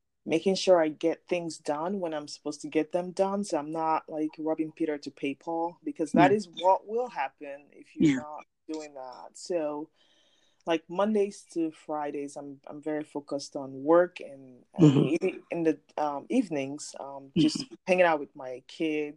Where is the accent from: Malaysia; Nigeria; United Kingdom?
Nigeria; I'm from Nigeria